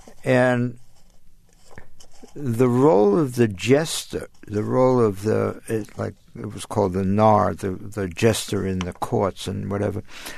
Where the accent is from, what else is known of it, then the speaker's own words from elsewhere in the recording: New York, United States; moved away; also born or lived in Los Angeles; I'm from New York. New York Jew who'd been into Zen for a long time